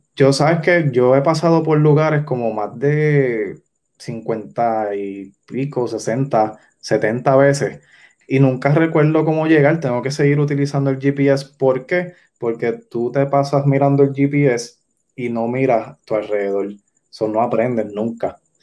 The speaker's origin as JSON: {"language": "Spanish", "town": "Yauco", "country": "Puerto Rico", "said": "yo soy de Yauco, pues yo conozco más el oeste"}